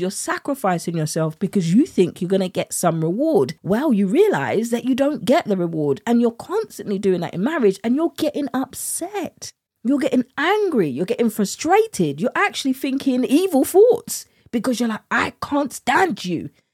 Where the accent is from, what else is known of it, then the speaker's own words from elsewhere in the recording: United Kingdom; accent: British; my British accent